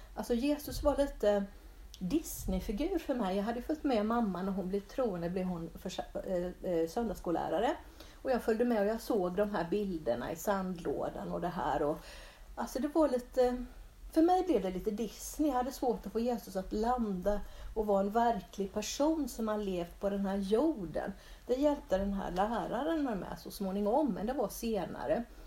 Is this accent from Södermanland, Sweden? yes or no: no; Bodafors, Jönköping County, Sweden; jag är uppväxt på Sågbacke i, i, utanför Bodafors